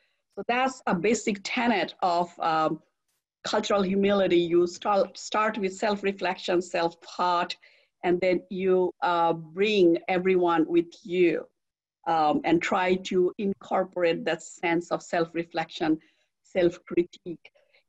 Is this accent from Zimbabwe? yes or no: no; India; now in United States; You know, I came from India and I came to US, and I have never seen so much diversity in the world.